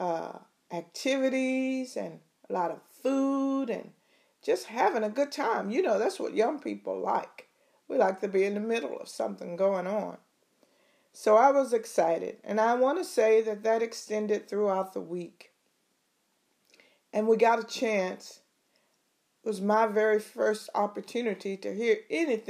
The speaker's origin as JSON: {"language": "English", "region": "East Texas", "country": "United States", "tie": "born or raised there", "said": "I grew up in East Texas, small town"}